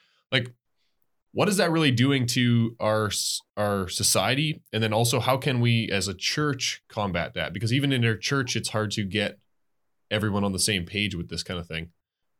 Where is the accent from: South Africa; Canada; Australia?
Canada; as a Canadian